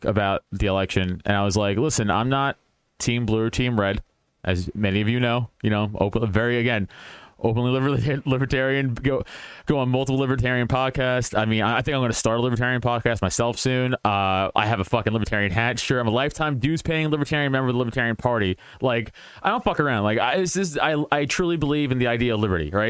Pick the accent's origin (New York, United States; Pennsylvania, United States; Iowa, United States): New York, United States; New York City; I'm from Staten Island, from a decent middle-class part of Staten Island.